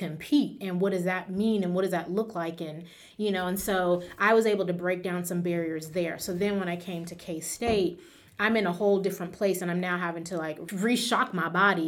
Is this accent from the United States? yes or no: yes; California, United States; I am from California